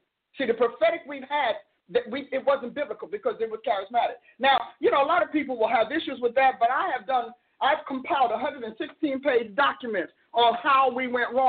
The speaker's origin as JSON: {"language": "English", "region": "Oklahoma", "country": "United States", "said": "I'm from Oklahoma"}